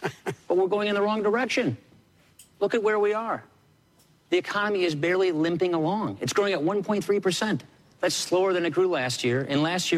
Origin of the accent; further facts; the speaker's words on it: Janesville, Wisconsin, United States; I'm from Janesville, Wisconsin.